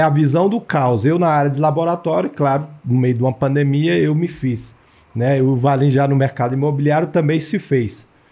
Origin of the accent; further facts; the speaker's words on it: Taguatinga, Federal District, Brazil; also born or lived in Ceilândia; Eu nasci na Ceilândia, cresci em Taguatinga, então eu tenho uma paixão por Taguatinga